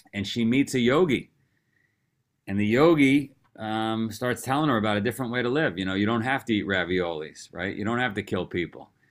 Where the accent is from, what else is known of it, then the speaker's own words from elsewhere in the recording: New York City, New York, United States; I grew up in Queens, New York.